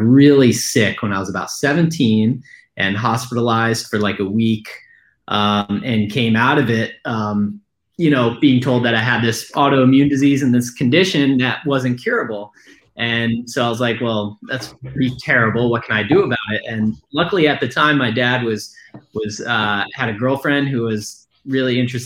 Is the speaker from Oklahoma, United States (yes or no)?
no; Ithaca, New York, United States; I'm from Ithaca, New York. So that's where I was born and raised.